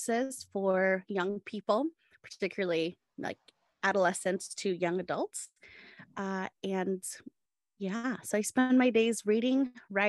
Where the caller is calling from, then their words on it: San Diego, California, United States; I am calling in from San Diego, California